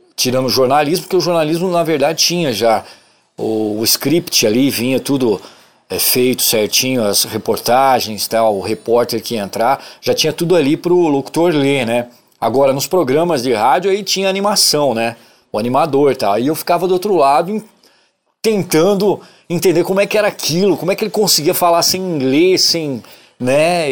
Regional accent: São Paulo, Brazil; also born or lived in Bebedouro / Ribeirão Preto; now in Uberaba, Brazil; eu sou nascido em São Paulo, capital. Morei lá até 1989, né? Sou paulistano da Gema

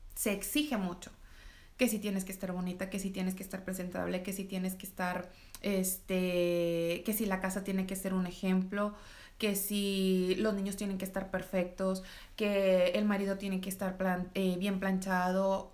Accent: Reynosa, Tamaulipas, Mexico; soy de Tamaulipas, soy de Reynosa

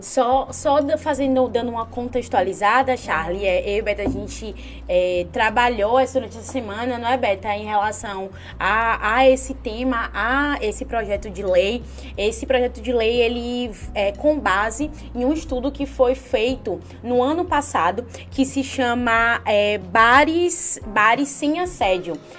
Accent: Uruçuca, Bahia, Brazil; Uruçuca, minha terra

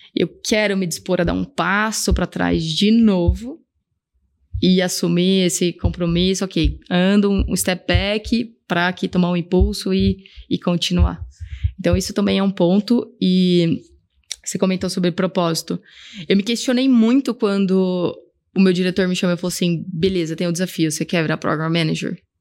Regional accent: Brazil; also born or lived in Scotland; agora voltei para o Brasil, quero arrumar uma empresa onde eu use o meu inglês

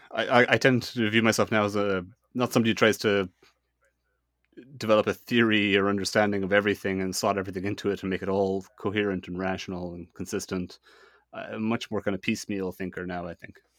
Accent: Ireland; I'm Irish, eh? I kind of live in, in Ireland.

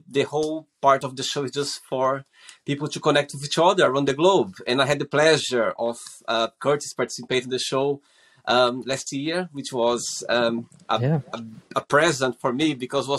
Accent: Brazil; moved away as an adult; also born or lived in Portugal; now in London, United Kingdom; I'm originally from Brazil, but I've been living in the UK, in London, for the last 16 years.

